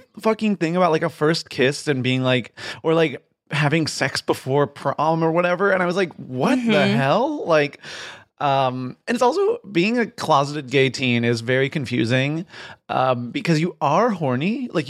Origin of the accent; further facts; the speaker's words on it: Midwest, United States; also born or lived in Virginia; So I grew up in like, I usually say like Michigan and Virginia, but it was sort of like around the Midwest and a little bit in the South.